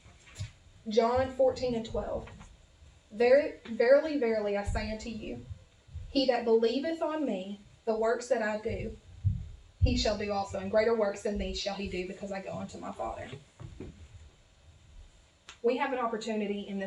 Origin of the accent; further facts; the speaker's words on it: the South, United States; accent: southern; My southern accent's coming out